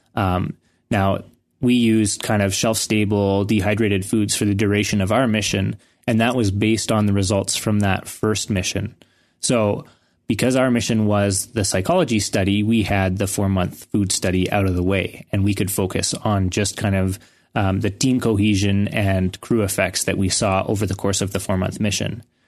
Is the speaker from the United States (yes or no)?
no; Canada; I was from Canada